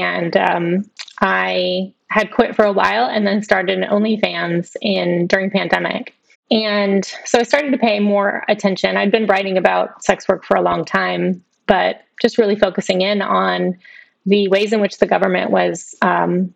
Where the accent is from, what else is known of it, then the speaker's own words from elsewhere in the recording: Alabama, United States; moved away as an adult; also born or lived in Washington, D.C. / San Francisco; I grew up in Alabama and then moved to D.C. for 5 years and San Francisco for 4 years